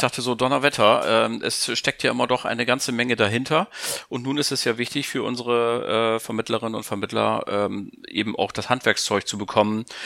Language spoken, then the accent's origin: German; Germany; bei uns in Deutschland, die wir ja nach wie vor keine große Investment äh, Bürgerschaft haben, sondern wir sind ein Volk der Sparer